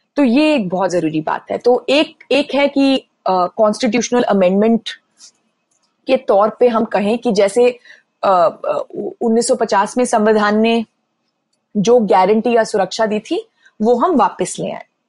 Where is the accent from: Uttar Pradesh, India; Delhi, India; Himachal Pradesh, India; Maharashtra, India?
Delhi, India; now in New York, United States; मैं दिल्ली में पली बड़ी हूं